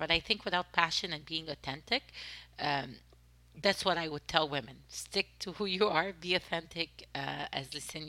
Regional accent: Egypt; accent: French accent; English is a second language; moved away; also born or lived in Canada; I'm Egyptian. Born and raised in Egypt and grew up in Canada, right? So I have an accent.

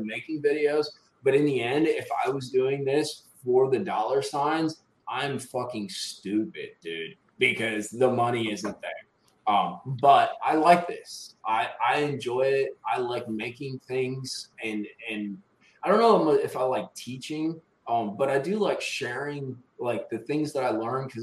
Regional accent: Wisconsin, United States; also born or lived in Florida / North Alabama; now in Alabama, United States; I'm originally from Wisconsin.

